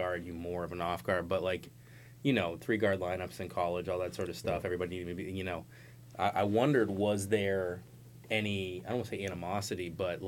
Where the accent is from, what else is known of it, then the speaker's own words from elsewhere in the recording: Cambridge, Massachusetts, United States; I grew up in Cambridge right across the river